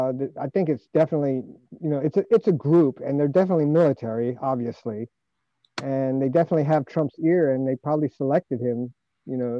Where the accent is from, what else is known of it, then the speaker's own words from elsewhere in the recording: United States; I'm an American